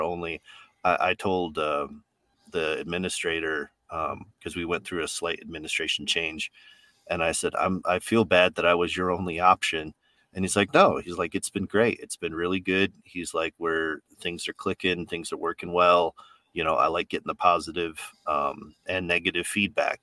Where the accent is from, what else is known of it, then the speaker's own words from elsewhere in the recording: New York, United States; I'm from New York, so I've got that, that just like no nonsense way of talking